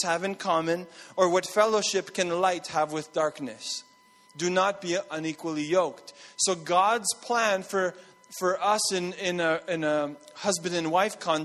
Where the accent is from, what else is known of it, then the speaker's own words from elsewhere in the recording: Montreal, Quebec, Canada; moved away; I grew up in Montreal